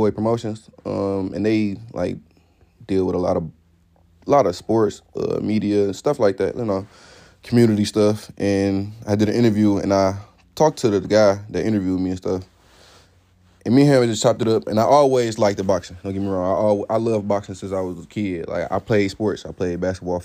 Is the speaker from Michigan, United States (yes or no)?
yes; Detroit, Michigan, United States; I'm from Detroit, from the east side of Detroit.